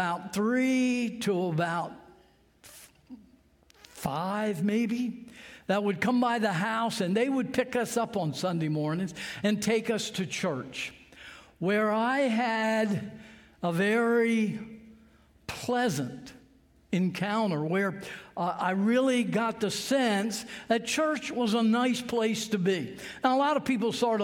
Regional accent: Sussex County, Delaware, United States; I grew up here in Sussex County, like I said, a little farm not too far from here, and I went to Laurel High School

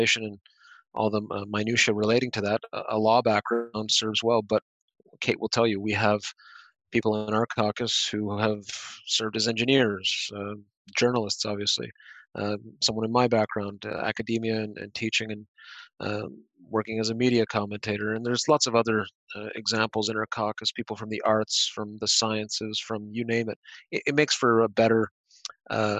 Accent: Exeter, Ontario, Canada; now in London, Canada; I grew up just outside of Exeter

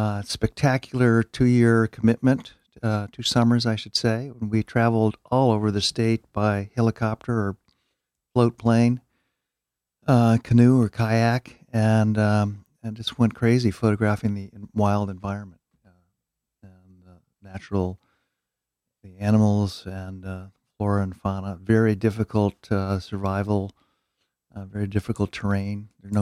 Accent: Detroit, Michigan, United States; I'm from Michigan, Detroit. Okay. I'm from Detroit.

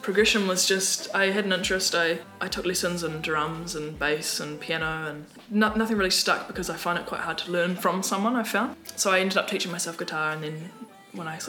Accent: Dunedin, Otago, New Zealand; in Dunedin, where I'm from and grew up

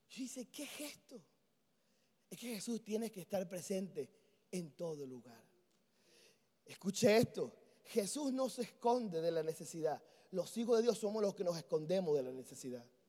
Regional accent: Venezuela

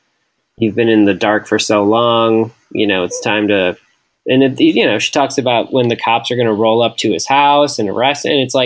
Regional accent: Wisconsin, United States; we are from Wisconsin and inner tubing is a popular thing to do.

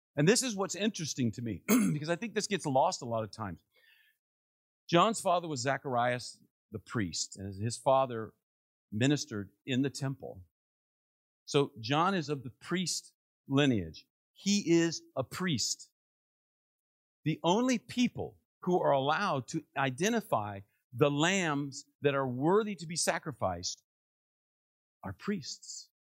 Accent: Northern Virginia, United States; also born or lived in Maryland; I grew up there in Northern Virginia.

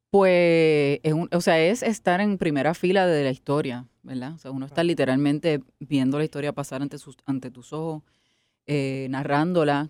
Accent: Guaynabo, Puerto Rico; also born or lived in New York City, United States; yo soy del campo, yo soy de Guainabo, pero de Guainabo casi llegando a Aguas Buenas. Okay. Guaynabo City Uptown. este, eh, y me crié en una casa de una familia trabajadora.

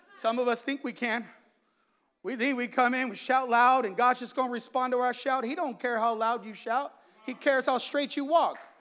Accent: San Jose, California, United States; I'm from the east side of San Jose. I'm from Salsipuedes

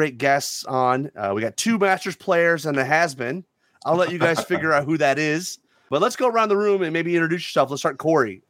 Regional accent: the South, United States; I'm from the South. I pronounce it Varanger.

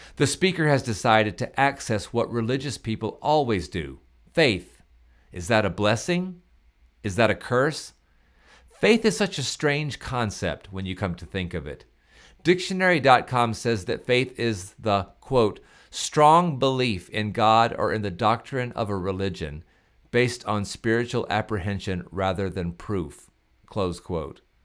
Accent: Pascagoula, Mississippi, United States; I am from Pascagoula, Mississippi

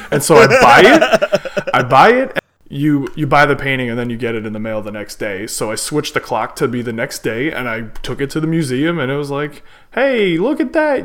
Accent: United States; I'm from America, so I know them in English

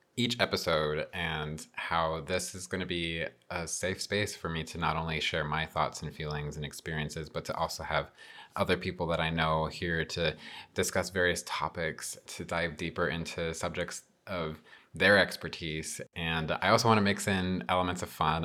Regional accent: Albuquerque, New Mexico, United States; I was born and raised in New Mexico, uh, specifically the Albuquerque metro area.

